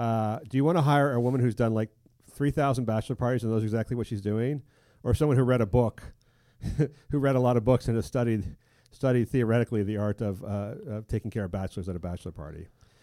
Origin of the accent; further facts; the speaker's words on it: United Kingdom; no, I'm a British, I don't speak Spanish.